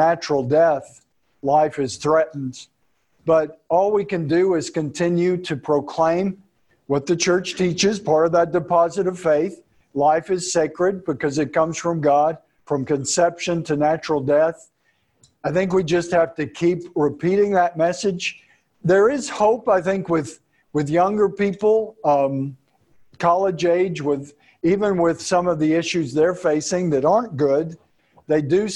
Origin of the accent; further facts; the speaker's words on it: Texas, United States; I'm from Texas